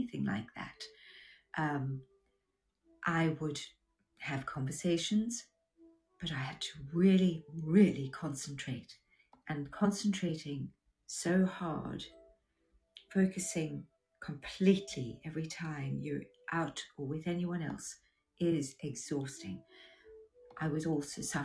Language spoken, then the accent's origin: English; South Africa; moved away as an adult; also born or lived in United Kingdom / Australia; growing up in South Africa during the apartheid era